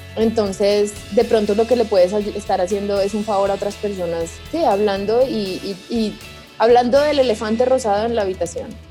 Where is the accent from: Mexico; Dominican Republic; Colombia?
Colombia; yo soy de Colombia